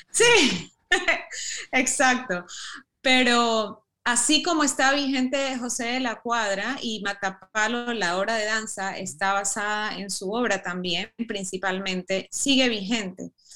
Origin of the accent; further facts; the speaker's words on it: Ecuador; also born or lived in United States; tengo raíces europeas, pero he vivido toda mi vida en el Ecuador, me siento muy ecuatoriana